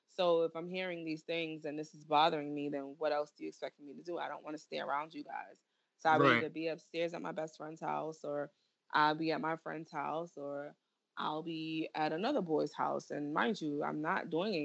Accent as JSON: {"language": "English", "town": "New York City", "region": "New York", "country": "United States", "tie": "born or raised there", "also_born_or_lived": "South Bronx, New York", "moved": "as an adult", "lives_now": "North Carolina, United States", "said": "I am from Flatbush, Brooklyn, born and raised Church Avenue"}